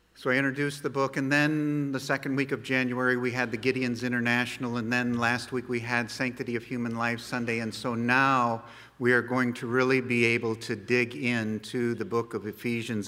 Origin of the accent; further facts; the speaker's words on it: United States; No matter where we go in the world, we are American citizens